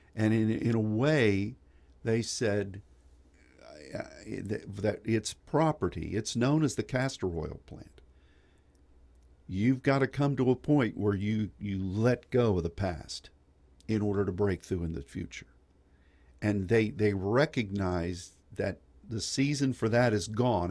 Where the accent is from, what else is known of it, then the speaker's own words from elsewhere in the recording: United States; As an American